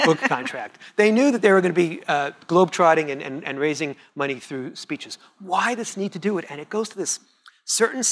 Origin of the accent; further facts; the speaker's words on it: Montreal, Quebec, Canada; That's my French, because I'm from Montreal